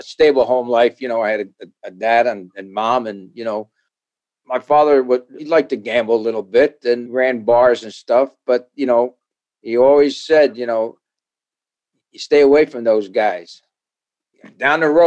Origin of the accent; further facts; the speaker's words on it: Paterson, New Jersey, United States; I grew up in Paterson, New Jersey.